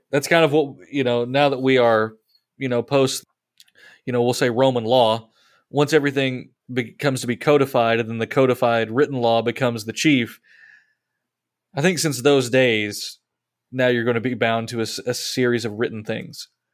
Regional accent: United States; it's really hard for us to fathom something like that as American Christians

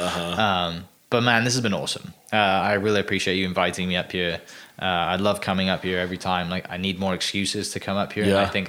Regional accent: Wales, United Kingdom; moved away; I'm from Wales.

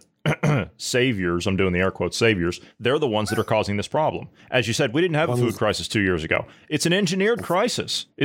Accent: Midwest, United States; Growing up in the Midwest, I mean, I had grandparents and great-grandparents that showed me all that stuff.

